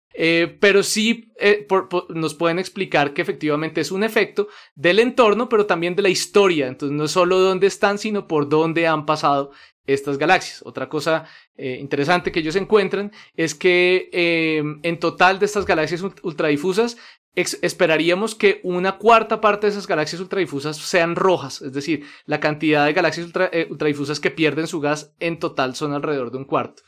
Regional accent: Colombia; also born or lived in Netherlands; por eso soy colombiano

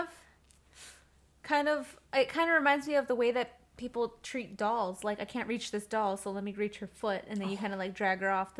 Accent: Midwest, United States; Because we're from the Midwest, if you can't tell.

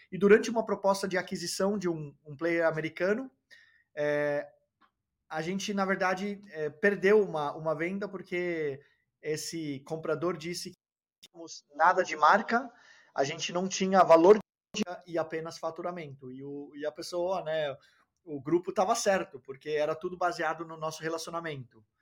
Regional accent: Denmark; also born or lived in Brazil; Eu nasci no Brasil, foi de família dinamarquesa norueguesa, é, mas eu fui criado, fui para a Dinamarca logo cedo na vida, com quatro anos de idade, cresci na Dinamarca, fui escolarizado na Dinamarca, fiz faculdade na Dinamarca

